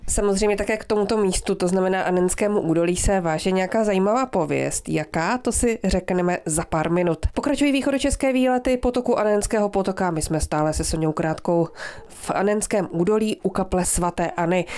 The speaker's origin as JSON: {"language": "Czech", "region": "Moravia", "country": "Czechia", "said": "u nás na Moravě například, eh, tam odkud pocházím, také Štěpánov"}